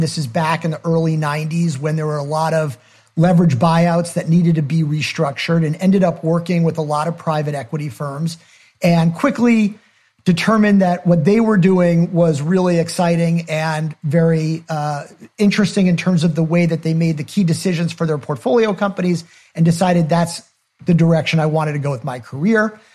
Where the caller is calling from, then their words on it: Connecticut, United States; I'm calling in from Connecticut